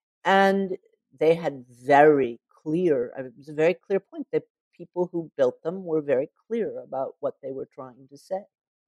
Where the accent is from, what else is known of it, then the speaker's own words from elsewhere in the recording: the South, United States; But I didn't know that, and I grew up in the South.